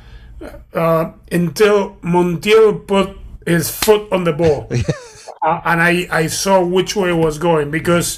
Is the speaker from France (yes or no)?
no; Argentina; from Argentina, that I die for my national team and for my team, Boca Juniors